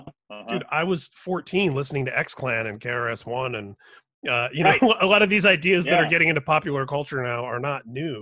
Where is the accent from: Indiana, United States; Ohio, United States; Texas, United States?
Indiana, United States; Indianapolis; I grew up in Indianapolis